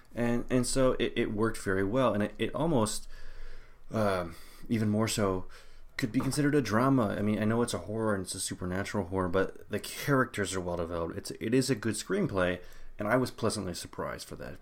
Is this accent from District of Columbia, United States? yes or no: no; Illinois, United States; growing up in Illinois